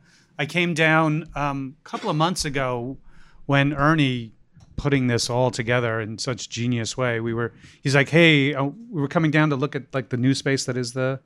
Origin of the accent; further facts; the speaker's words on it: Ireland; I'm Irish. We love dark, morbid humor like that.